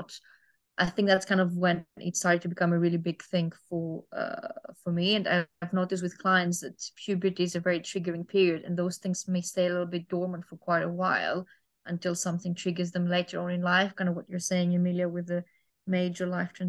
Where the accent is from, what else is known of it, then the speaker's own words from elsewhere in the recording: Greece; growing up in Greece especially